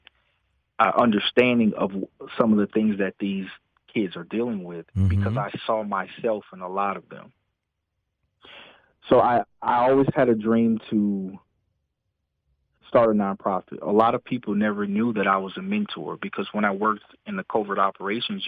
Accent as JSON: {"language": "English", "town": "New Orleans", "region": "Louisiana", "country": "United States", "tie": "born or raised there", "moved": "yes", "said": "growing up in the New Orleans area, in the fifth grade, I knew I was going to be a police officer"}